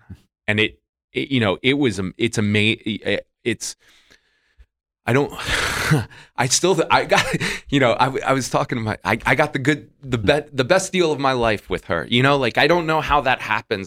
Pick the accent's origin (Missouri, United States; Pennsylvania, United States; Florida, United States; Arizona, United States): Florida, United States; moved away; I'm from Florida